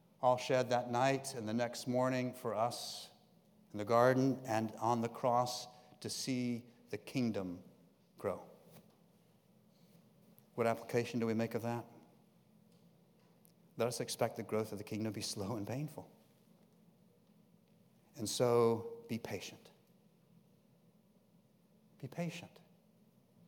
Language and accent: English; Jacksonville, Florida, United States; Growing up in Jacksonville on the coast, my father had a boat